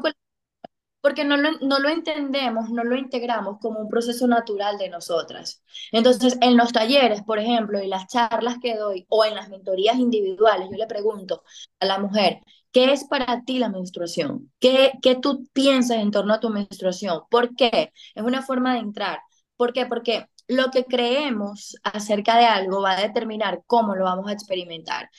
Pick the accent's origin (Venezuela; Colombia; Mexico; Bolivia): Venezuela; moved away as an adult; now in Dominican Republic; yo soy venezolana, residente en República Dominicana desde hace seis años